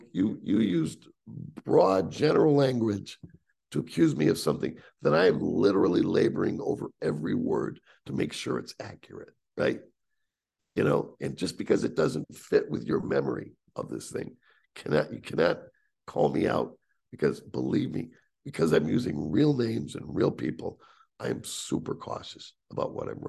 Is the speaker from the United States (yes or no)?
yes; Northeast, United States; But you're from the Northeast. I'm from the Northeast.